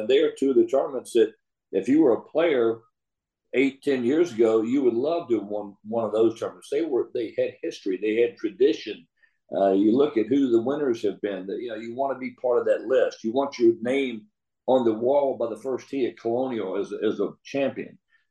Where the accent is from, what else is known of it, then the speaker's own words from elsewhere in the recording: Richmond, Virginia, United States; now in Dallas, United States; another guy that we grew up with in Richmond